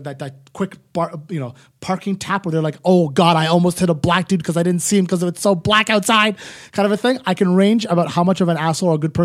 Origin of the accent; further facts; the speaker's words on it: Ottawa, Ontario, Canada; now in Toronto, Canada; I'm from Ottawa in the burbs.